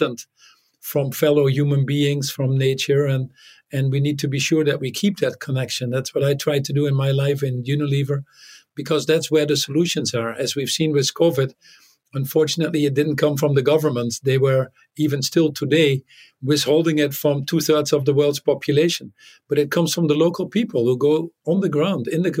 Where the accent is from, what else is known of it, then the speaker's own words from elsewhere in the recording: Netherlands; English is a second language; moved away as an adult; also born or lived in United States; in the Netherlands because there were nuclear weapons and American bases when I grew up, one very close to my hometown